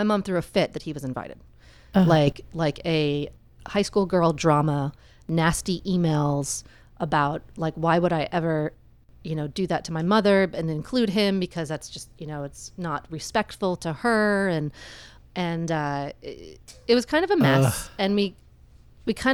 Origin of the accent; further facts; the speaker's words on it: Florida, United States; moved away; Florida because that's where I was born. It's my hometown